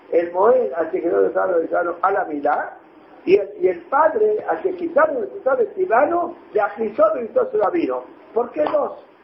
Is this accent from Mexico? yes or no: no; Israel; perdone, pero los israelíes tenemos humor. ustedes Tenemos muchos problemas, tenemos humor. Ya, ya, yo soy israelí, ¿eh?